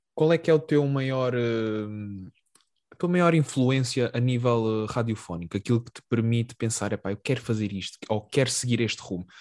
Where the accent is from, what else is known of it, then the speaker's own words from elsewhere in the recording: Algarve, Portugal; eu venho do Algarve